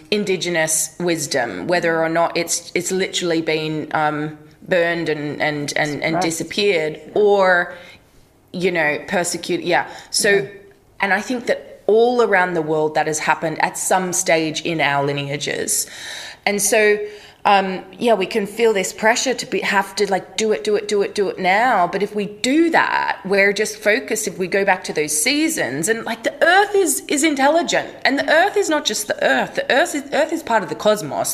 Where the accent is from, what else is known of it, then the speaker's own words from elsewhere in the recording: Australia; I grew up in Australia, and so we grew up with waves